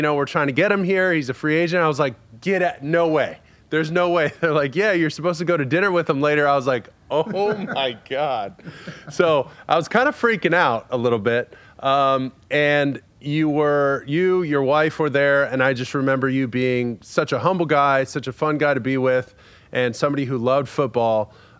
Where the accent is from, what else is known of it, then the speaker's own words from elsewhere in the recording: Southern California, United States; growing up in Southern California